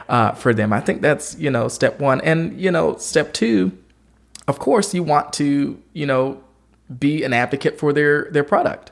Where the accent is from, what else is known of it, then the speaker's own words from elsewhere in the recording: Georgia, United States; I grew up in Georgia